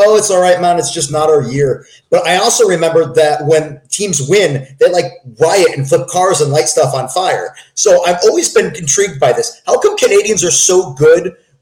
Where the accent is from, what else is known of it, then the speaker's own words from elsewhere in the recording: Connecticut, United States; moved away; I'm from Connecticut.